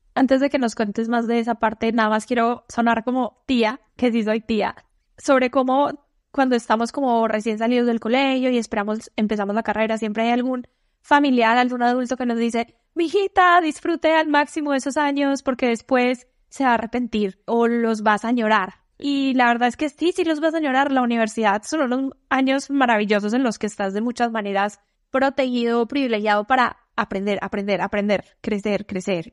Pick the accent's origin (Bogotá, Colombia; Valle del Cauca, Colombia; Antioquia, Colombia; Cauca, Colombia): Antioquia, Colombia; Medellín; moved away as an adult; yo soy de Medellín